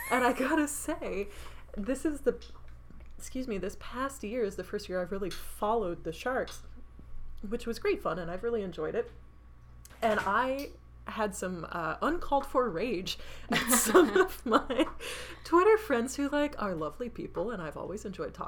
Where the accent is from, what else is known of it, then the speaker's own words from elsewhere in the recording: United States; I was like, I'm American, I don't give two shits about baseball.